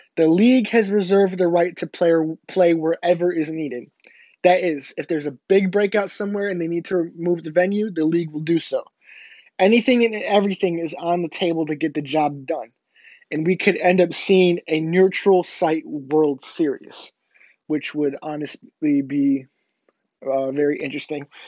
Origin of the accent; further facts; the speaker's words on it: Illinois, United States; moved away; my hometown in Illinois